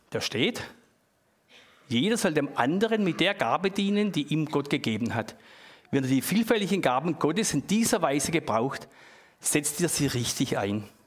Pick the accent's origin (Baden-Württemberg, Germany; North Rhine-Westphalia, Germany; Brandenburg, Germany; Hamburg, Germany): Baden-Württemberg, Germany; Das ist halt bei uns im Schwabenland, haben wir die kleinen Äcker